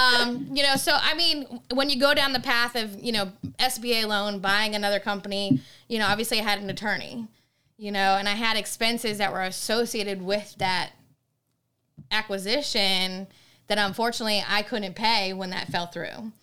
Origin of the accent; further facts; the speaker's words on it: Maine, United States; moved away as an adult; now in Virginia, United States; I'm from Maine. I moved here in Virginia in two thousand nine